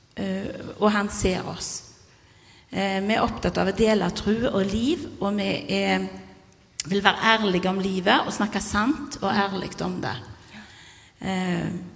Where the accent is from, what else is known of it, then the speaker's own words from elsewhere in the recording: Karmøy, Rogaland, Norway; jeg er fra Karmøy nå, men har bodd her i lenge